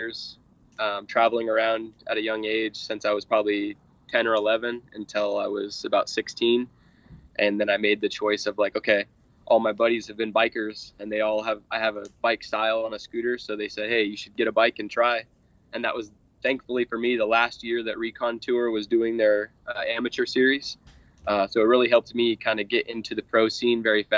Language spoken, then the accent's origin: English; Lancaster, California, United States; now in Lake Havasu City, United States; I grew up in Lancaster, California